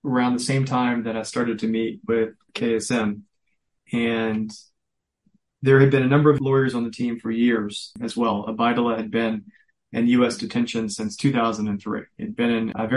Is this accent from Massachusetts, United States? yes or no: no; Virginia, United States; moved away as an adult; now in New York, United States; I mentioned I was from Virginia. I moved to New York